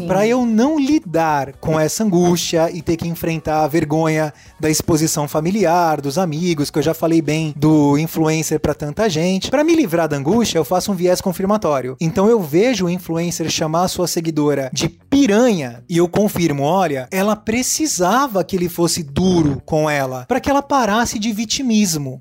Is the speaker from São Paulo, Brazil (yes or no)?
yes; Santos, São Paulo, Brazil; na cidade que eu moro, eu sou de Santos, São Paulo